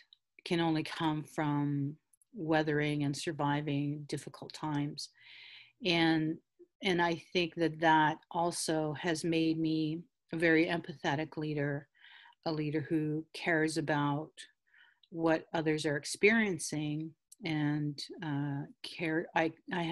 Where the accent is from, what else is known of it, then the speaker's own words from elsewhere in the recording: Taykwa Tagamou Nation, north of Cochrane, Ontario, Canada; I'm from Tequotagamo Nation, and we were historically called New Post First Nation or New Post Band, based upon where our treaty was signed, which is near the New Post of Hudson's Bay Company. And so we were from that area, which is north of Cochrane.